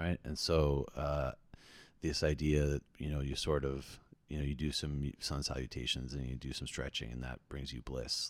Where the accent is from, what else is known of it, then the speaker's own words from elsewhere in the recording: New Jersey, United States; I am from New Jersey